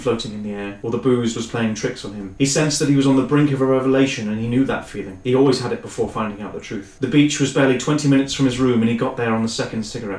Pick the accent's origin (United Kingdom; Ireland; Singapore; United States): United Kingdom; Cornwall, South West England; I am Cornish.